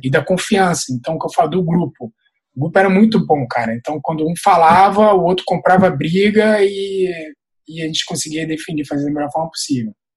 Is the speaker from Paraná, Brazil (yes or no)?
no; Rio de Janeiro, Brazil; eu sou do Rio